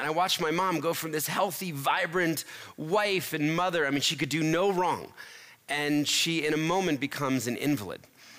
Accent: Philadelphia, Pennsylvania, United States; born there; I was born in Philadelphia in a middle-class family.

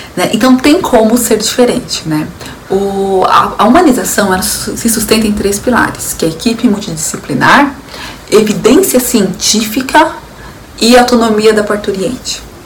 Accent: São Paulo, Brazil; eu sou de São Paulo

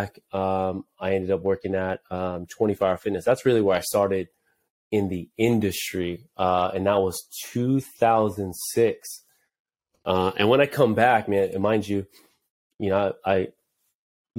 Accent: Anaheim, California, United States; also born or lived in Santa Ana, California; I was born in Santa Ana

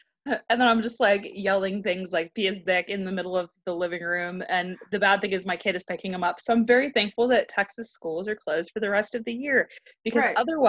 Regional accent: Scotland, United Kingdom; I think I'm Scottish, so I like anything that we can do, right?

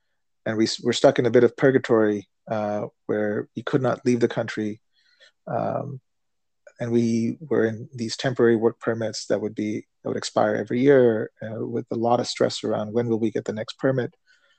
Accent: India; also born or lived in United States; when I reflect on what I experienced growing up in India and growing up in the United States

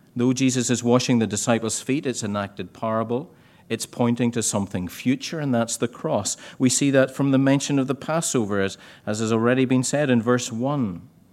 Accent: Ballycastle, Northern Ireland, United Kingdom; I used to do them in my hometown in Ballycastle.

